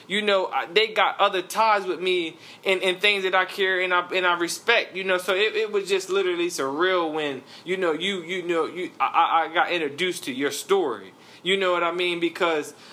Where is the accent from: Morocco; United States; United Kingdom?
United States; Charlotte, North Carolina; I'm from the East Side, so I was playing for Independence High School.